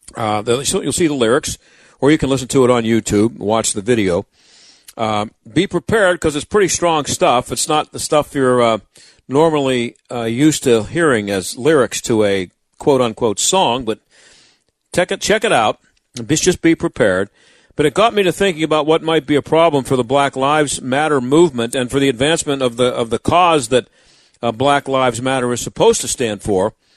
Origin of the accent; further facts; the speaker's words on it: Pittsburgh, Pennsylvania, United States; I grew up in the South Hills. I've lived in the South Hills all my life